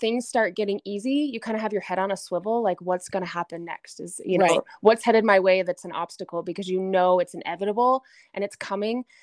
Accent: Gillette, Wyoming, United States; So I was born and raised in Gillette, Wyoming, which is in the northeast corner of the state.

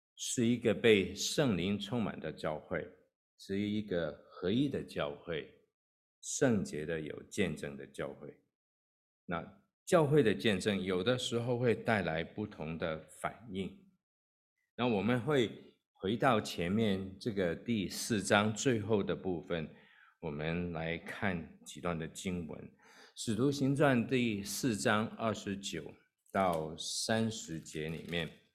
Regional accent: Hong Kong; moved away as an adult; also born or lived in Kowloon; now in United States; 我在香港出生，那也在香港长大，那是二十几岁我才跟太太一起移民到美国。那在香港的时候，呃，我是住在 ，呃，九龙的地方

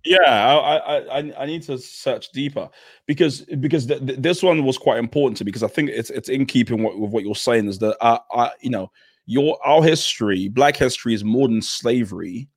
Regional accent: London, United Kingdom; I grew up in South East London

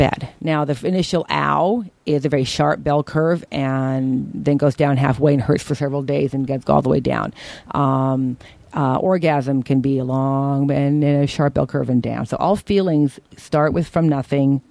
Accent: Berkeley, California, United States; the shit I grew up with in Berkeley

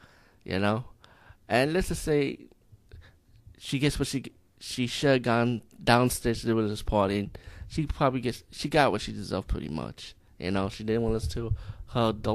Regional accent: India; as being Indian

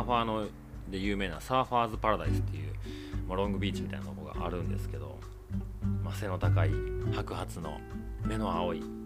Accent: Osaka, Japan; moved away as an adult; now in Tokyo, Japan; 大阪で生まれて、東京で仕事する前

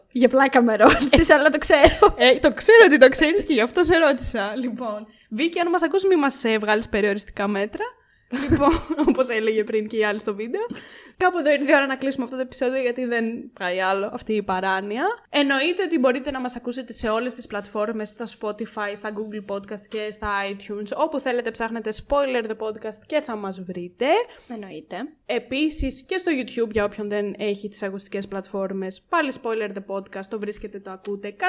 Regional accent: Crete, Greece; Είμαι από την Κρήτη. I'm from Crete.

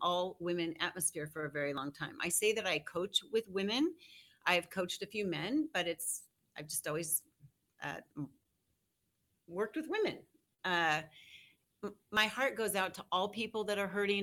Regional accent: Denver, Colorado, United States; also born or lived in Aurora, Colorado / Greeley, Colorado; I was raised in Denver, Aurora, and went up to Greeley to go to UNC.

